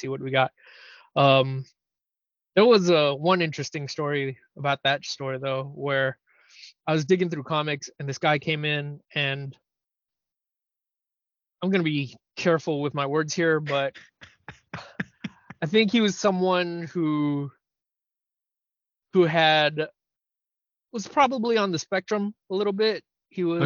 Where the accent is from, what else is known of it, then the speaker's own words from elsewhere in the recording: San Francisco, California, United States; I'm from San Francisco